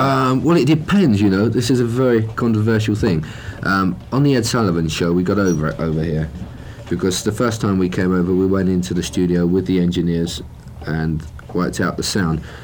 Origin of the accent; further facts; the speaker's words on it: London, United Kingdom; we're from London